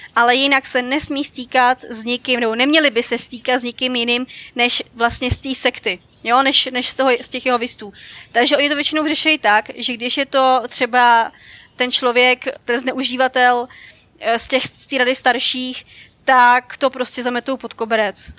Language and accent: Czech; Dobříš, Central Bohemian Region, Czechia; já jsem u nás na Dobříši, já jsem z Dobříše a u nás přímo máme sál království